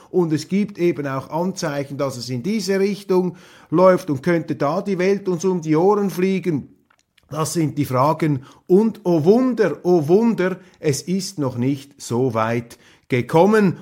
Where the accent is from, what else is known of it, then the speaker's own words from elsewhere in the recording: Switzerland; als Schweizer